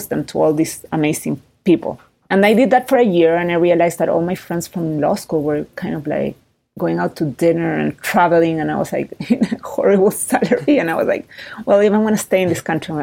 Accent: Chile; moved away as an adult; also born or lived in Oakland, California, United States; I was born in Oakland. I grew up in Chile.

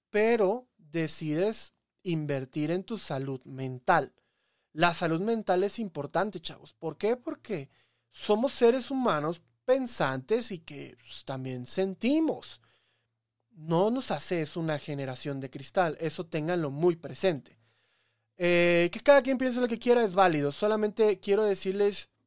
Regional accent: Veracruz, Mexico; Me crié en Veracruz, pero yo sé de todo.

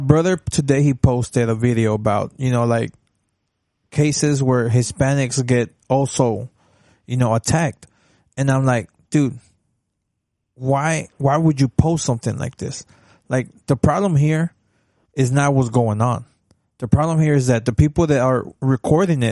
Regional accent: Dallas, Texas, United States; when I was in elementary and I'm from Oak Cliff. I went to a school in the hood

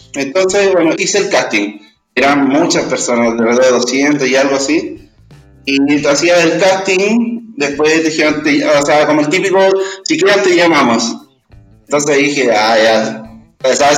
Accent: Chile; como chilenos, como sociedad

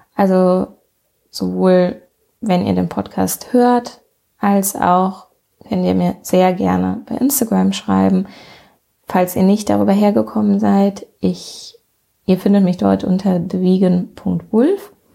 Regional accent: near Bonn, North Rhine-Westphalia, Germany; ich komme aus der Nähe von Bonn

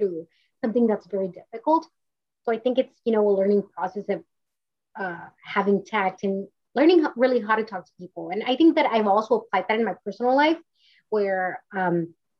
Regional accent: Mission, Texas, United States; moved away as an adult; now in California, United States; grew up in the Valley in South Texas, and everybody's Hispanic, everybody's Mexican-American

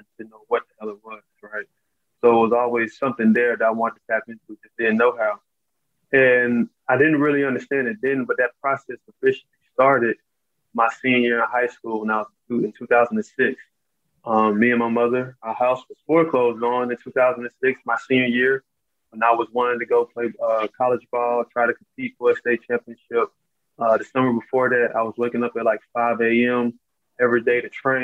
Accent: Charlotte, North Carolina, United States; I grew up in Charlotte, North Carolina

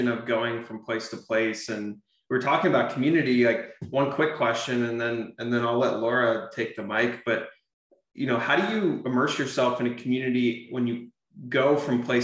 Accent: Arizona, United States; moved away; I'm from Arizona

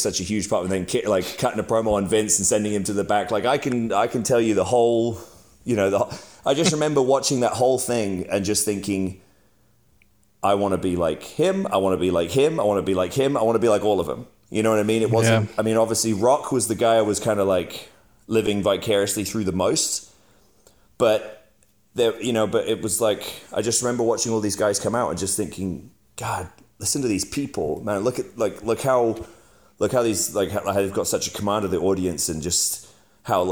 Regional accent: England, United Kingdom; I'm English. I grew up in England.

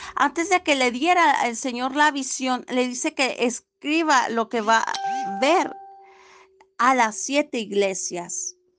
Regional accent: Cortázar, Guanajuato, Mexico; soy de Cortázar, Guanajuato, México.

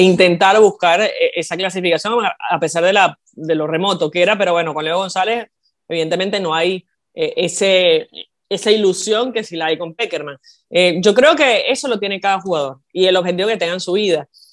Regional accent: Venezuela; now in Argentina; yo siendo venezolana

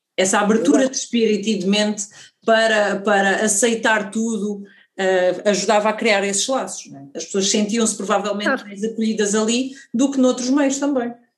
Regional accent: Portugal; nós não, não deixamos de não sentir, ah, enquanto portugueses

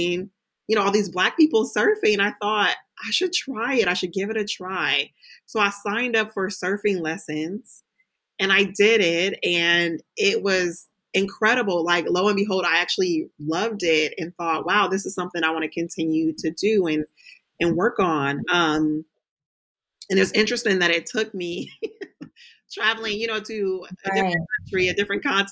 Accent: California, United States; so I grew up in California

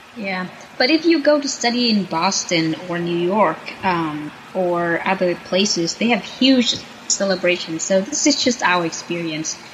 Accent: Vietnam; moved away as an adult; now in United States; for a kid growing up in Vietnam

